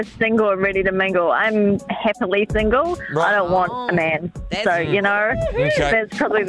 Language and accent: English; Tauranga, Bay of Plenty, New Zealand; I'm from Tauranga.